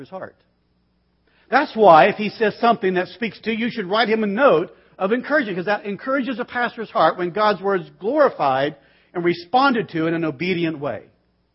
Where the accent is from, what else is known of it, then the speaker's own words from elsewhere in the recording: Bakersfield, California, United States; I was raised in Bakersfield. We watch Westerns, not cartoons. I mean, it's just where I'm from.